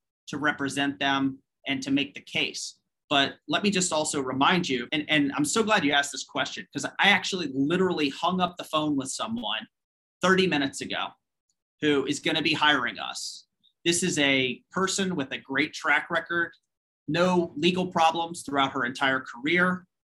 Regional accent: United States; as an American citizen and a patriotic American

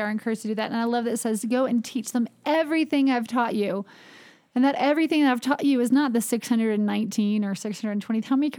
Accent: the South, United States; I think that as a Southerner, sometimes we take hospitality for granted

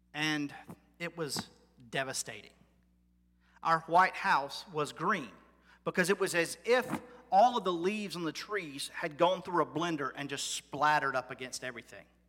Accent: United States; as an American, my whole life

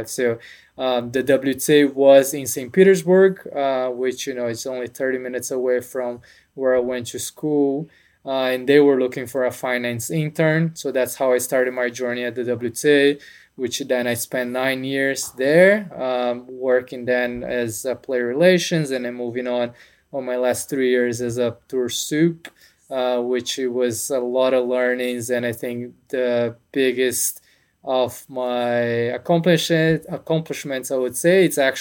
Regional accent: São Paulo, Brazil; moved away as an adult; now in United States; I'm from Brazil. I was born in São Paulo. Grew up playing tennis.

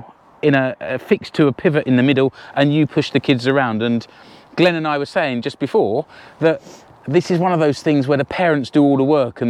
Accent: United Kingdom; which for me as a Brit, it looks really evocative and romantic.

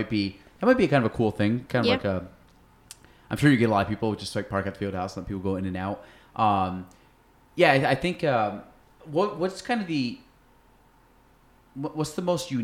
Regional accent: Chazy, New York, United States; back when I was like from Shazy

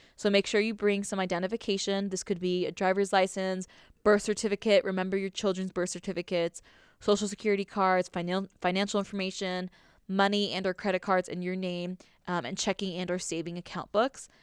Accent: Southern California, United States; growing up in Southern California

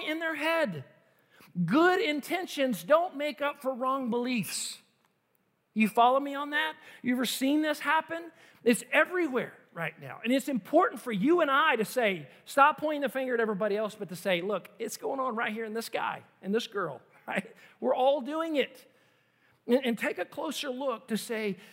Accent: United States; as an American

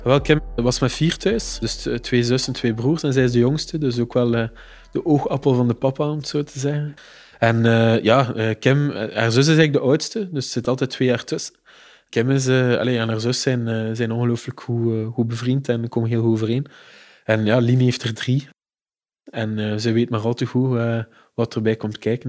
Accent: Ghent, Flanders, Belgium; Ik ben een geboren Gentenaar en ook alles doorlopen, dus schoolgaande jeugd, hogere studies, allemaal in Gent gedaan

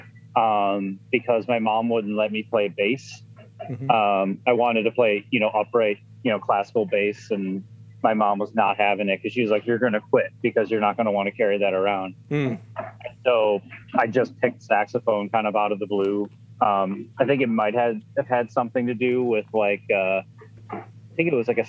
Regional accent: Chicago, Illinois, United States; also born or lived in Boston; I'm originally from Chicago. I grew up there

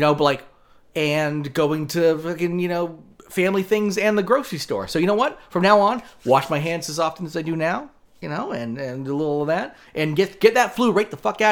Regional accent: United States; We're Americans

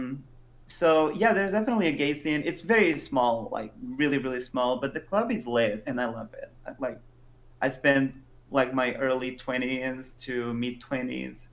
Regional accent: Portugal; growing up in Portugal

